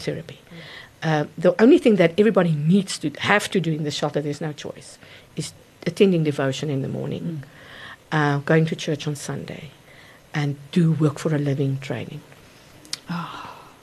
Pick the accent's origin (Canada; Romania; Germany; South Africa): South Africa; Gauteng; also born or lived in Mokopane (Potgietersrus), Limpopo; we moved to to Gauteng area, and that's my, basically where I grew up and I worked.